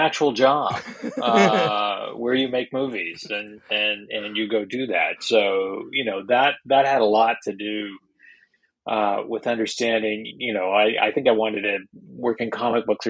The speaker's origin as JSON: {"language": "English", "region": "Western Canada", "country": "Canada", "tie": "born or raised there", "also_born_or_lived": "Vancouver / Prince George", "said": "I grew up in Western Canada"}